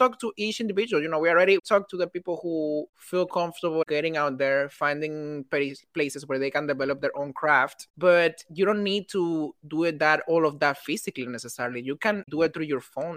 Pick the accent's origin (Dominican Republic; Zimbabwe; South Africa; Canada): Dominican Republic; now in New York, United States; I'm a Dominican who lives in New York